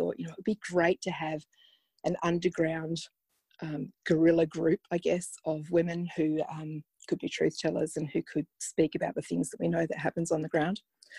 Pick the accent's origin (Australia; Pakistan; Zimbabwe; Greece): Zimbabwe; Yeah, I think it did. I think I was deported to Zimbabwe by my parents for being naughty